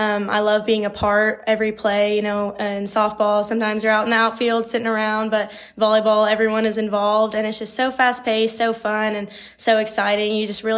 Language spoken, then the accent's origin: English; Schertz, Texas, United States; moved away as an adult; now in Marshall, United States; I am from Schertz, Texas. It's just on the northeast side of San Antonio